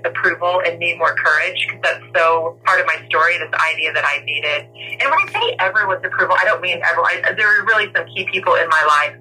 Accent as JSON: {"language": "English", "region": "the South", "country": "United States", "accent": "southern", "said": "My southern accent comes out a little bit"}